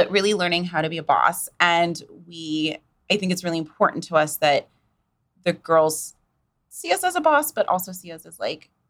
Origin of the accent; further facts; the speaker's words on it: St. Louis, Missouri, United States; now in Wichita, United States; I'm actually from Missouri. I'm okay. from like St. Louis area, oh. so I'm not a Kansan.